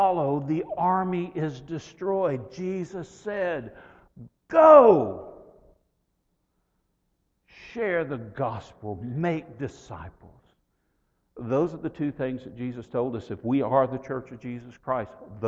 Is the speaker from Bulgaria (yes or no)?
no; West Texas, United States; I grew up in West Texas